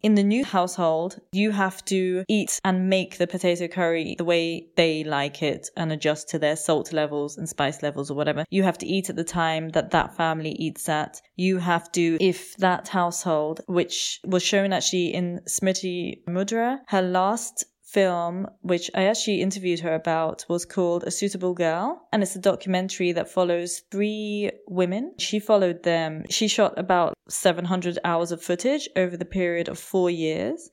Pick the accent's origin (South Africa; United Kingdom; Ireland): United Kingdom; moved away as an adult; also born or lived in India; now in Germany; when I first came to Germany, being British